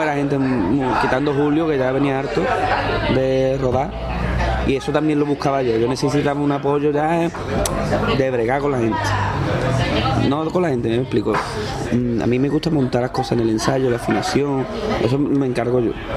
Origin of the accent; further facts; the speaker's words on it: Cádiz, Andalusia, Spain; me gusta ver cosas de mi tierra en otro sitio